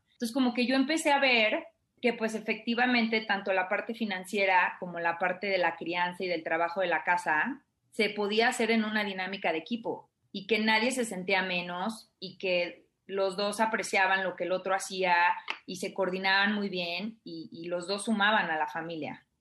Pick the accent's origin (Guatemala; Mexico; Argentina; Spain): Mexico; moved away; yo crecí en provincia